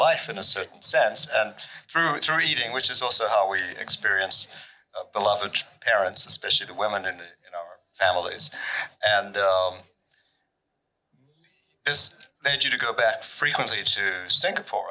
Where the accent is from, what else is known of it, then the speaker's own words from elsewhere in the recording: South Africa; now in United States; growing up in South Africa with a German Jewish mother and then moving to this country, to the U.S.